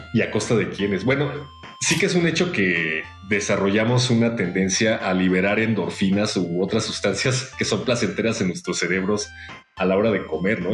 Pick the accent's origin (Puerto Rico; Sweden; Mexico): Mexico; como mexicanos